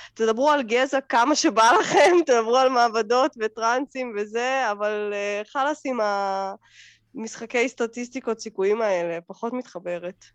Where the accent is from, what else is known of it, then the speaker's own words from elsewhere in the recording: Russia; now in Israel; אני יכולה להגיד על עצמי קצת בתור רוסייה